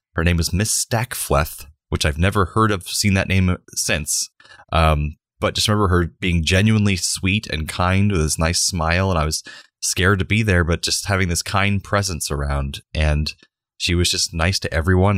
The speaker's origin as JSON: {"language": "English", "region": "Central Florida", "country": "United States", "tie": "born or raised there", "said": "Growing up in Central Florida in the nineteen nineties"}